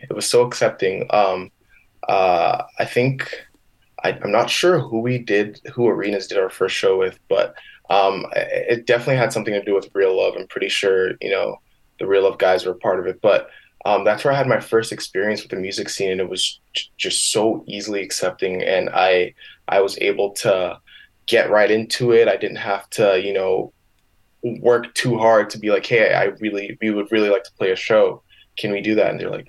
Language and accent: English; Michigan, United States; now in Winnipeg, California, United States; And I just came from the States. I don't know if you know this, but I came from Michigan, 2016, and, you know, started to build the relationships up here in Winnipeg with the music scene.